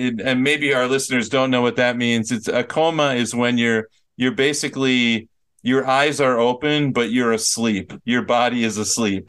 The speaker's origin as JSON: {"language": "English", "region": "Minnesota", "country": "United States", "said": "I'm from Minnesota"}